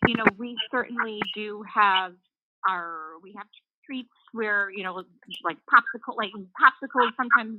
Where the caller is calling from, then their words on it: Lake Bluff, Illinois, United States; calling from Lake Bluff, Illinois.